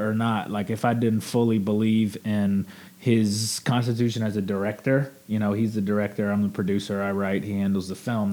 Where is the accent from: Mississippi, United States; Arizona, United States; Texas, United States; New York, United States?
Mississippi, United States; Jackson; I grew up in Jackson and grew up a huge Mississippi State fan